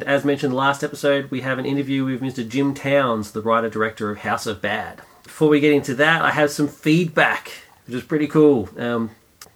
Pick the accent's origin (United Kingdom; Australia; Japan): Australia; Australia, we're a hodgepodge of many nations.